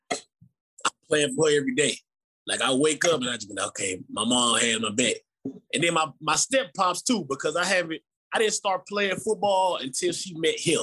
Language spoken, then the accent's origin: English; Texas, United States; now in Memphis, United States; I'm from Texas